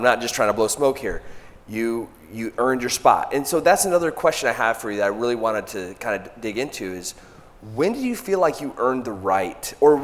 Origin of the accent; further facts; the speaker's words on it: Michigan, United States; now in Southern United States; I'm kind of from Michigan, but transplanted to the South